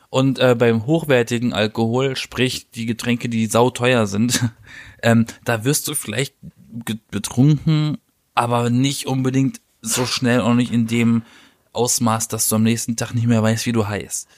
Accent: Baden-Baden, Baden-Württemberg, Germany; ich komme ja aus Baden-Baden

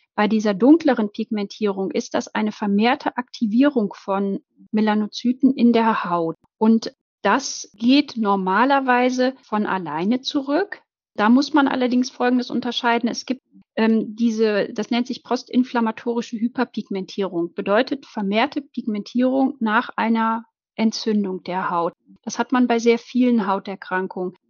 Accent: Germany; bei uns in Deutschland

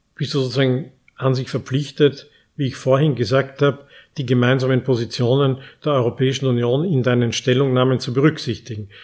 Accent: Austria; unser großes Talent als Österreicher

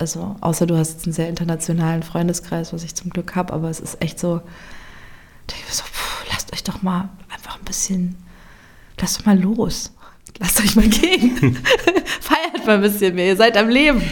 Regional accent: Germany; moved away as an adult; also born or lived in South Tyrol, Italy; meine Heimat oder an die Orte an, an denen ich schon gelebt habe

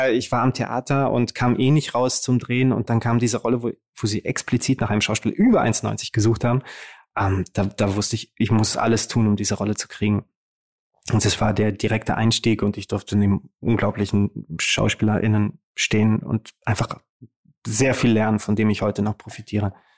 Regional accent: Romania; now in Germany; Rumänien ist der Ort, wo ich eigentlich hineingeboren wurde. Und wenn meine Eltern nicht den Mut gehabt hätten, dieses Land zu verlassen, um mir und meiner Schwester eine bessere Zukunft zu ermöglichen, dann würde ich da noch leben

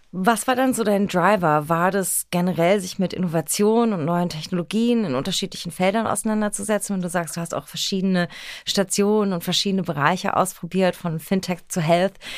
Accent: Berlin, Germany; born or raised there

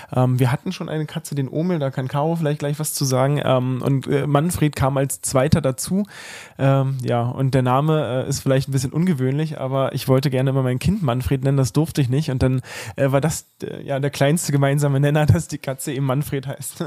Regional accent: Cottbus, Brandenburg, Germany; also born or lived in Osnabrück; tatsächlich bin ich hier der gebürtige Cottbusser am Tisch. Äh, das heißt also, für mich ist das äh, hier Heimat, in der wir gerade wohnen. Ähm, ja, wie gesagt, seit der Geburt wohne ich hier

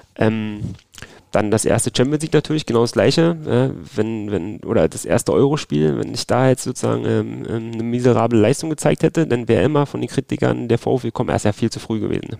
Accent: Berlin, Germany; accent: Berliner Slang; Ich wechsle ja ab und zu meinen Berliner Slang

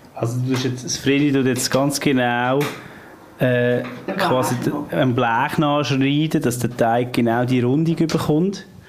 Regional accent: Switzerland; bei uns in der Schweiz

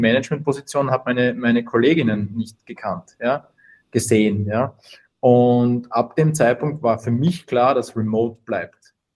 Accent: Austria; komme aus Österreich, hört man ähm, wahrscheinlich.

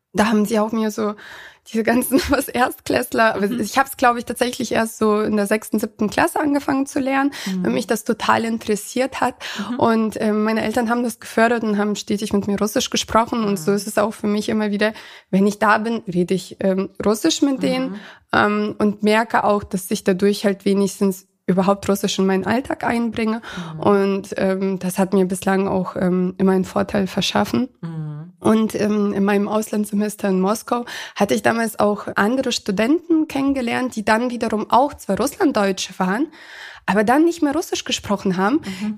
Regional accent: Ankum, Lower Saxony, Germany; moved away as an adult; also born or lived in Kazakhstan; now in Hanover, Germany; da, wo ich quasi aufgewachsen bin, mhm. ähm, in Ankum

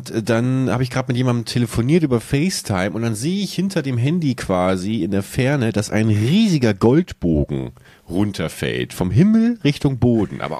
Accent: Buchholz, Lower Saxony, Germany; wie ich in meiner alten Heimatstadt Buchholz äh, an so einer Kreuzung, an der ich früher gewohnt habe, langfahre

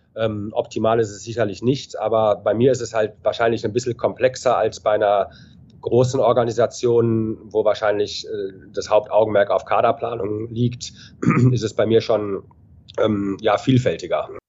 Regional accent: Düsseldorf, North Rhine-Westphalia, Germany; moved away as an adult; also born or lived in Ingolstadt / Cologne / Hanover; ich bin gebürtiger Düsseldorf, habe mhm. mit drei oder vier Jahren angefangen, äh, Eishockey zu spielen, habe alle, alle Nachwuchsmannschaften durchlaufen

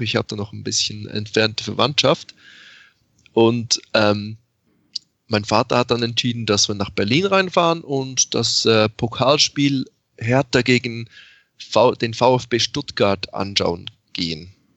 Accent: Switzerland; ich tatsächlich in der Schweiz aufgewachsen bin

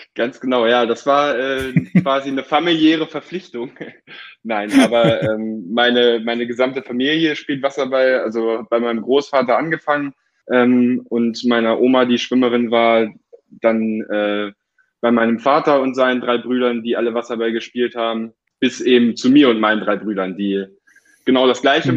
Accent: Hildesheim, Lower Saxony, Germany; also born or lived in Hanover; Ich bin in Hildesheim aufgewachsen

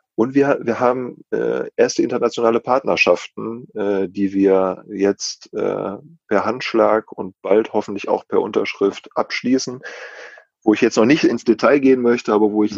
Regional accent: North Rhine-Westphalia, Germany; als Ostwestfale

